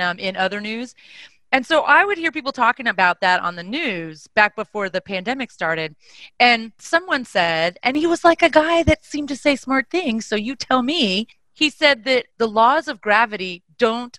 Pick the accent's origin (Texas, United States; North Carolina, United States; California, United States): Texas, United States; moved away; I am from Texas